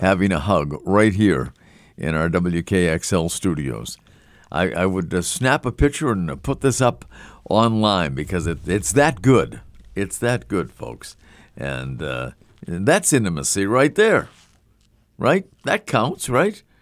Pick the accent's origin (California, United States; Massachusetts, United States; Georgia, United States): Massachusetts, United States; now in New Hampshire, United States; I'm from Massachusetts